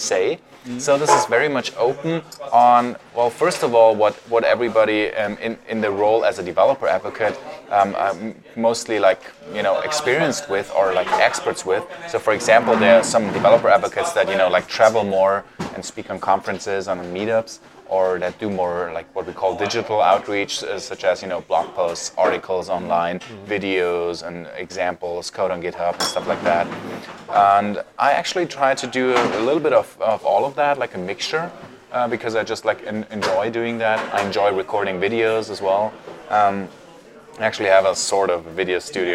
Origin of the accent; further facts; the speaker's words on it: Munich, Bavaria, Germany; moved away as an adult; now in Vienna, Austria; Originally, I'm from Germany, from Munich